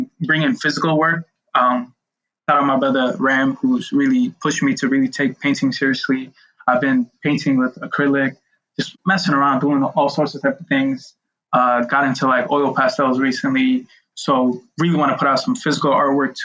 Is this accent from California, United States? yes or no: no; New York City, New York, United States; I grew up in Brooklyn